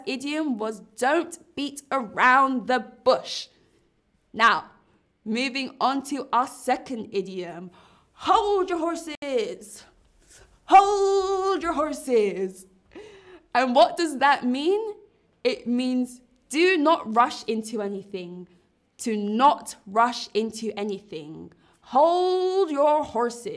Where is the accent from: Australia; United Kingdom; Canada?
United Kingdom; London; I live in London. I also am from London. I'm from London town